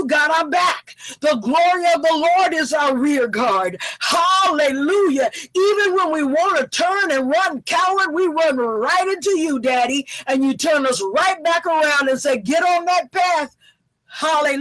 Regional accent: the South, United States; I'm from the South

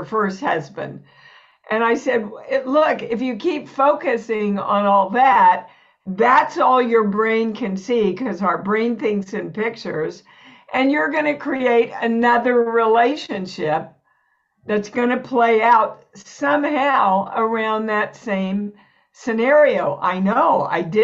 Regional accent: Kansas, United States; moved away as an adult; also born or lived in New York; I was born and raised in Kansas, never left Kansas till I went to New York.

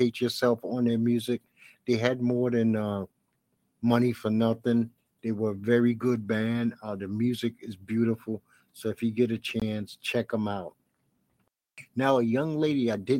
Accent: New York City, New York, United States; also born or lived in Orlando, Florida / Tampa, Florida; I'm a Brooklyn boy

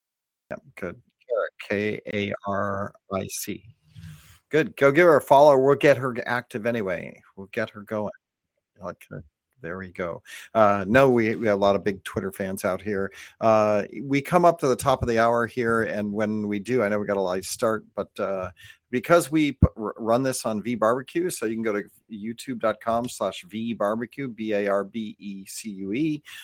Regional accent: California, United States; I'm from Northern California, and tri-tip and mostly California in general, we don't do a lot of sauces.

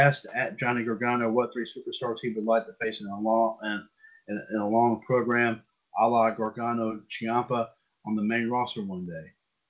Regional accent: Indianapolis, Indiana, United States; And I went back to my hometown of Indianapolis to work as a sports anchor / reporter.

